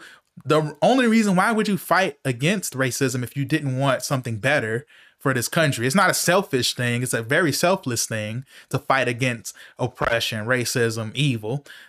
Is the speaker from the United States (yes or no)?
yes; United States; But I just recently started to embrace the fact that I'm an American